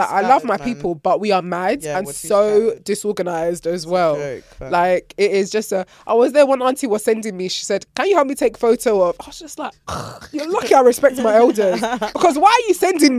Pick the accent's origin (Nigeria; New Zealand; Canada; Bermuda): Nigeria; moved away; This is my homecoming because I haven't been to Nigeria in like over. Anyway, last time I was there was when I was 17.